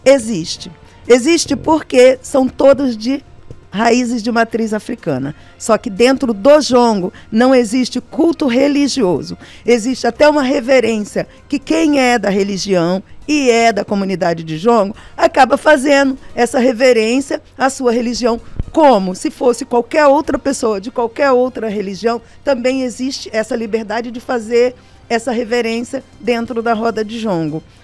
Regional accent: Barra do Piraí, Rio de Janeiro, Brazil; moved away; also born or lived in São Paulo; Eu venho do estado do Rio de Janeiro, uma cidade chamada Barra do Piraí, que é o meu lugar

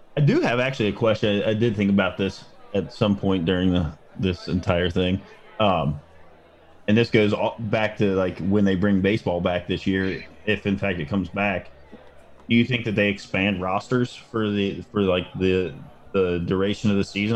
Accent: Cincinnati, Ohio, United States; we're from Cincinnati

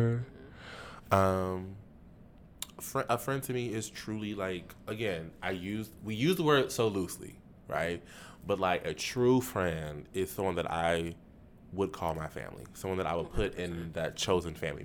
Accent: Jacksonville, Florida, United States; my hometown, my community, Jacksonville

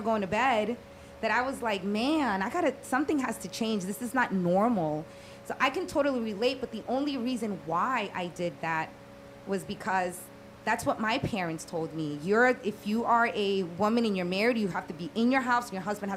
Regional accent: Dominican Republic; now in South Florida, United States; I'm from the Dominican Republic and my parents are old school

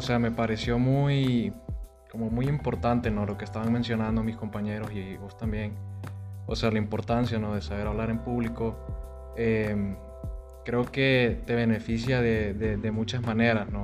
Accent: Tegucigalpa, Francisco Morazán, Honduras; moved away as an adult; now in Monterrey, Mexico; yo vengo de la capital de Honduras, que es Tegucigalpa. Ya tengo en Monterrey aproximadamente unos seis meses.

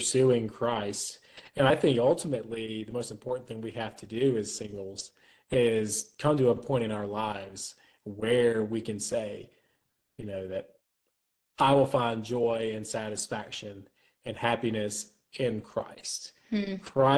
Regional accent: Florence, South Carolina, United States; my hometown of Florence, South Carolina

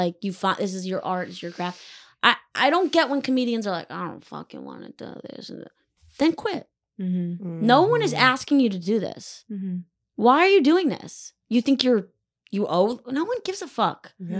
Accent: Weston, Connecticut, United States; I'm just fucking with you. I grew up in Weston, Connecticut.

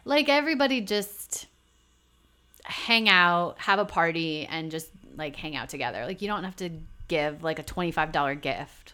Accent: New Hampshire, United States; now in New York, United States; I'm from New Hampshire

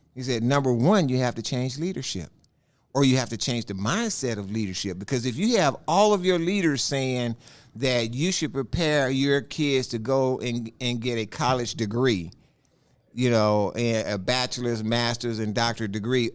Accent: Houston, Texas, United States; I was born in Fifth Ward, you know, which is all black community, and I was born in a all black hospital

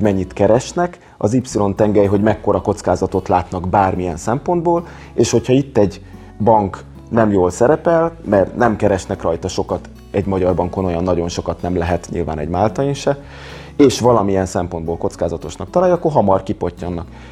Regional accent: Hungary

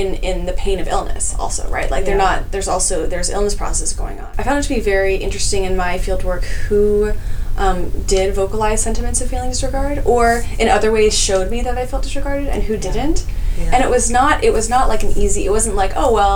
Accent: California, United States; I grew up in California

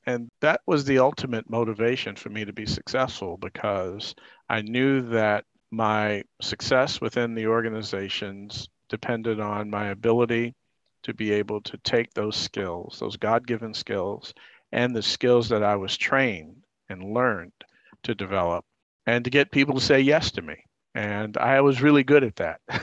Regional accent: New York City, New York, United States; I grew up in Harlem.

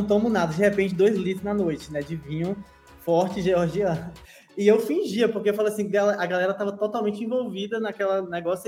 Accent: Vitória da Conquista, Bahia, Brazil; moved away; eu sou de Vitória da Conquista, interior da Bahia, Nordeste, Brasil, América do Sul

